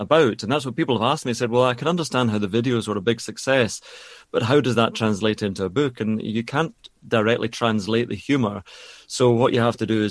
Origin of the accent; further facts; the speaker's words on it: Scotland, United Kingdom; I'm Scottish